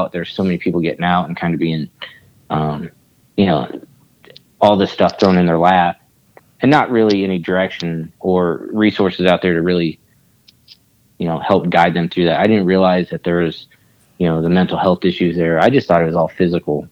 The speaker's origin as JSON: {"language": "English", "town": "Kansas City", "region": "Missouri", "country": "United States", "tie": "born or raised there", "also_born_or_lived": "Alaska", "said": "I live in Kansas City. This is where my family's at. This is what I call home"}